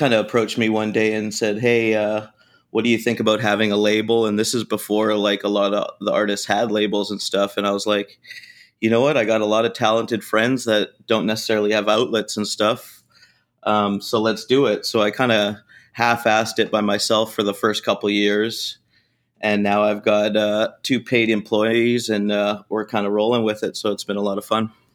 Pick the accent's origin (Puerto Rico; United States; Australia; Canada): Canada; moved away; Growing up in Canada, we didn't really have much taco culture at all